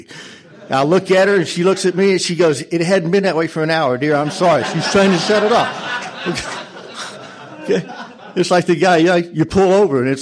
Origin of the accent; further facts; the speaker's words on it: Colorado, United States; I'm from Colorado